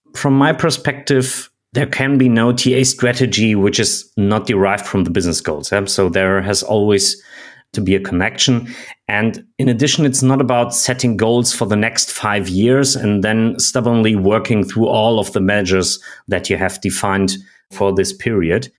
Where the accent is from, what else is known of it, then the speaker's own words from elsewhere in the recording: Germany; I'm from Germany.